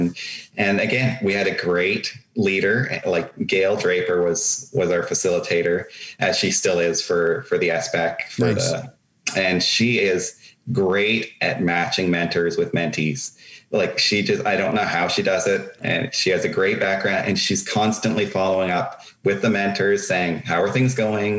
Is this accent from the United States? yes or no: no; Meaford, Ontario, Canada; my hometown in Meaford